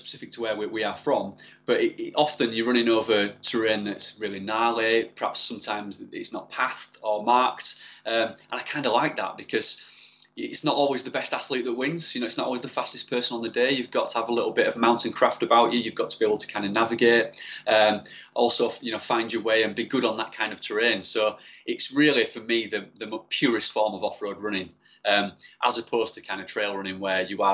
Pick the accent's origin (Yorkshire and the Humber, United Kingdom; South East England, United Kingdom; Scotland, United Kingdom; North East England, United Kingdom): Yorkshire and the Humber, United Kingdom; born and bred in Yorkshire